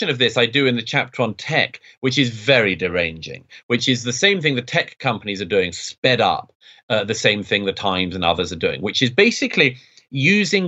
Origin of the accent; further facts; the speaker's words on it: London, United Kingdom; I grew up in London in the 1980s